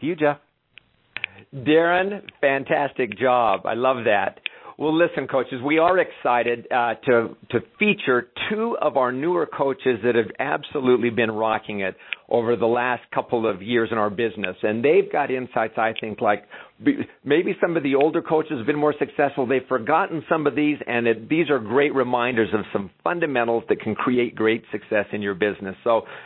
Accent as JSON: {"language": "English", "country": "Canada", "said": "I'm Canadian"}